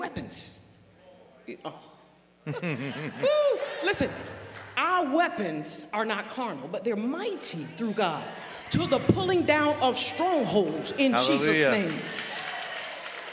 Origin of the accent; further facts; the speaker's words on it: North Carolina, United States; moved away; I was born and raised in North Carolina in a rural environment